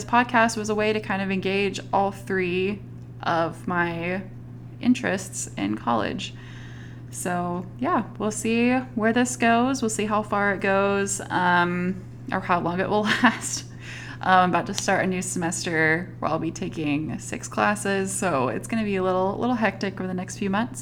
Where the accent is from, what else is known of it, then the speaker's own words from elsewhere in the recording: Northwest Arkansas, United States; also born or lived in Southeast Texas / Utah; I was born in Northwest Arkansas. That's where I currently live. I've lived in the Northwest Arkansas area for pretty much my whole life, spare a couple years that were spent in Southeast Texas